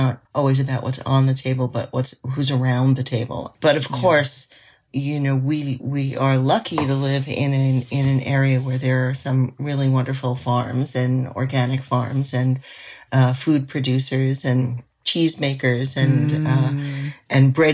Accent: New York City, New York, United States; now in New England, United States; I grew up in Manhattan

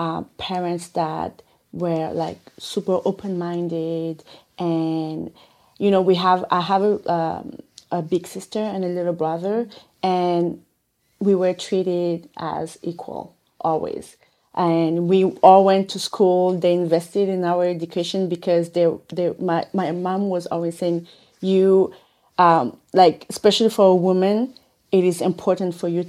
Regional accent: Burkina Faso; now in Montreal, Canada; I'm originally from Burkina Faso. I've been living in Canada for more than 16 years.

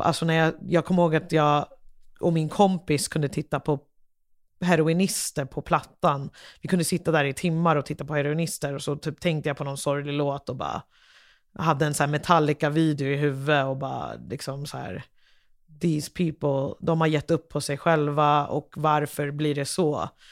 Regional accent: Liberia; now in Sweden; jag kommer från Liberia

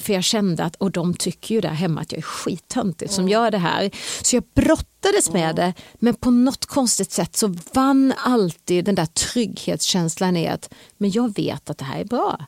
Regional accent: Hovmantorp, Kronoberg County, Sweden; also born or lived in Växjö; jag är född i Småland, i Hovmantorp, Växjö BB. Jag är uppvuxen i Hovmantorp och jag bodde där till jag var 16 år

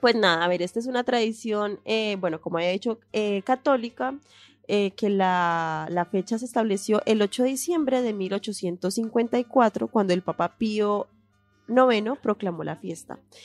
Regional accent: Cali, Valle del Cauca, Colombia; moved away; yo fui criada más tiempo en Cali. Yo viví en Cali

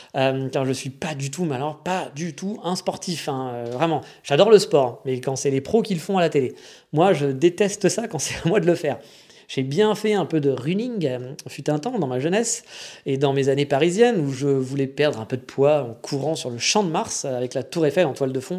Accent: France; accent: franchouillard (French accent in English); je tiens à mon accent de merde franchouillard

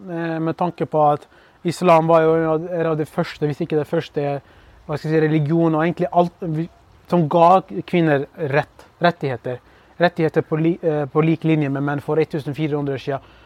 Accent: Kurdistan Region, Iraq; now in Norway; de forventer selvfølgelig at jeg skal si at jeg er fra ja, Kurdistan, jeg er kurder fra Irak eller noe sånt. Og er, jeg er stolt over det

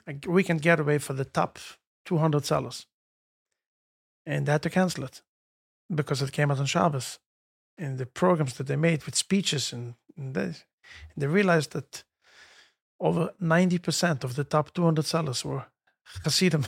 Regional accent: Jerusalem, Jerusalem District, Israel; moved away as an adult; now in United States; I grew up in Yerushalayim, near Kodesh. We lived in, uh, Meishonim.

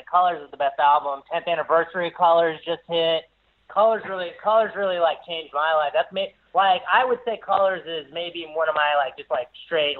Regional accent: Columbia, South Carolina, United States; so I grew up in Columbia, South Carolina, and Columbia was like a real shit town.

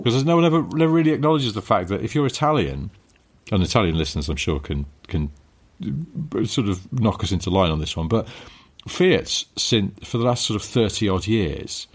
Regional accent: England, United Kingdom; I'm English

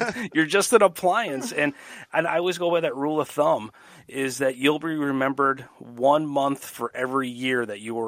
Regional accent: Madison, Wisconsin, United States; I'm working in my hometown

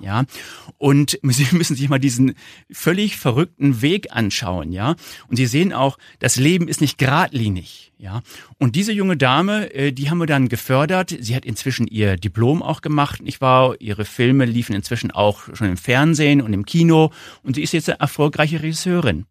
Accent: Northern Germany, Germany; accent: northern; Sie hören wahrscheinlich an meinem Akzent, ich komme aus dem Norden

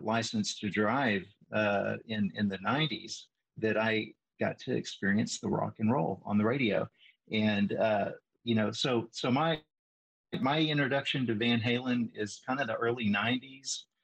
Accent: Northeast Texas, United States; where I grew up in Northeast Texas

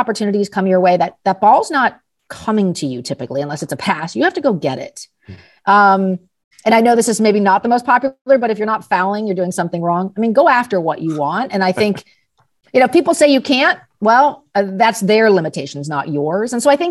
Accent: Los Angeles, California, United States; I grew up in Los Angeles, went to a small private high school in high school in the late 80s.

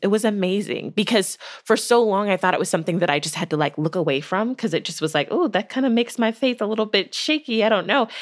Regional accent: United States; as a person of faith, as a Black woman, as an American.

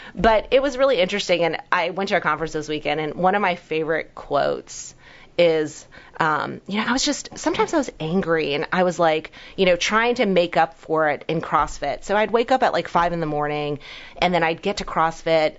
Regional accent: New York, United States; also born or lived in Hong Kong; I was born in Hong Kong. I've been in America since I was one, but came from very meager beginnings. Um, you know, immigrant family, super poor in New York

